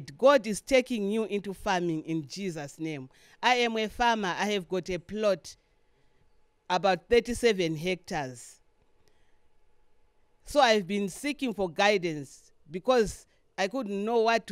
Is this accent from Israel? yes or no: no; Lilongwe, Central Region, Malawi; I'm from here, Malawi.